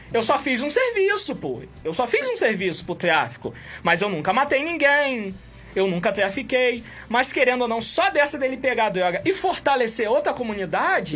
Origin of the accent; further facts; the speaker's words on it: Campos dos Goytacazes, Rio de Janeiro, Brazil; a gente é daqui de Campos